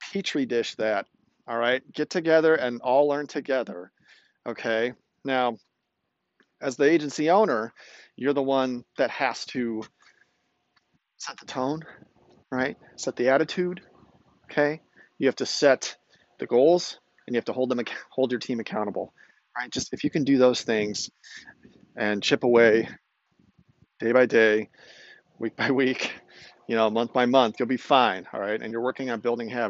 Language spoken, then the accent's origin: English; outside of Chicago, Illinois, United States; I grew up outside of Chicago